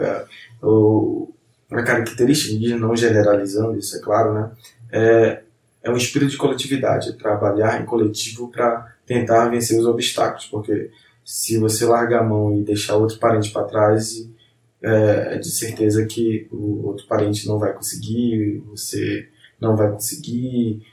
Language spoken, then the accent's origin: Portuguese; Amazonas, Brazil; somos do Amazonas